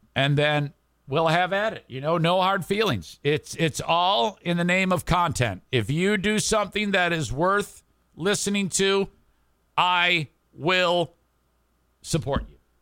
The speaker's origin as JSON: {"language": "English", "town": "Warren", "region": "Michigan", "country": "United States", "tie": "born or raised there", "said": "where I grew up in Warren"}